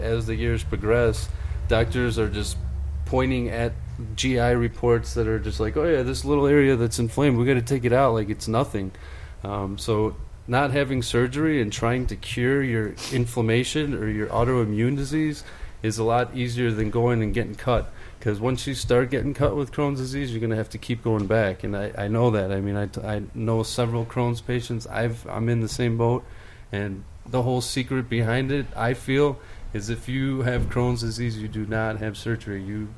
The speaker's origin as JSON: {"language": "English", "town": "Chicago", "region": "Illinois", "country": "United States", "also_born_or_lived": "Greece", "said": "I'm from Chicago."}